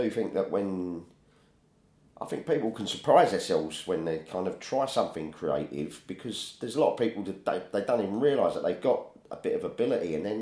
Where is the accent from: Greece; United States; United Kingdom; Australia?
United Kingdom; Woolwich, London; I was born in Woolwich